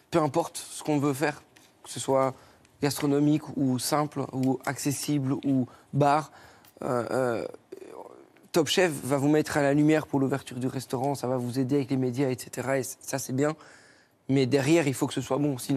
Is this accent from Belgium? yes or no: yes; Belgium; Moi, je suis belge, donc moi, j'avoue que d'ouvrir notre friterie, je dirais pas non.